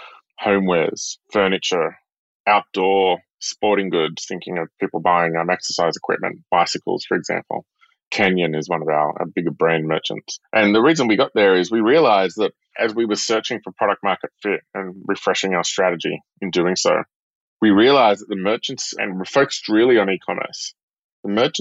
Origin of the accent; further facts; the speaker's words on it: a small town north of Sydney, New South Wales, Australia; moved away as an adult; also born or lived in Singapore; now in San Francisco, United States; I'm from Australia, from a small town north of Sydney. I grew up on the beach